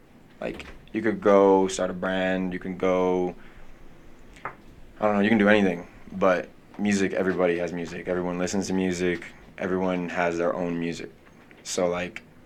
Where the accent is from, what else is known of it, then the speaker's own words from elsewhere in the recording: Salt Lake City, Utah, United States; I'm from Salt Lake City, born and raised.